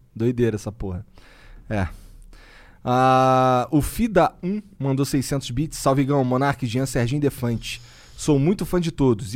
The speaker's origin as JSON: {"language": "Portuguese", "region": "Rio de Janeiro", "country": "Brazil", "said": "eu sou carioca"}